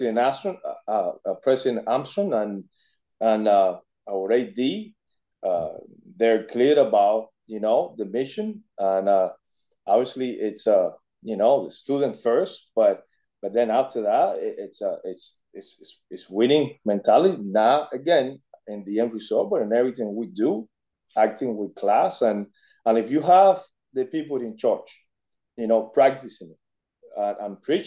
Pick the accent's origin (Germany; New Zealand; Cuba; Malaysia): Cuba; moved away as an adult; now in United States; I was born in Cuba. I came to the States when I was 18 years old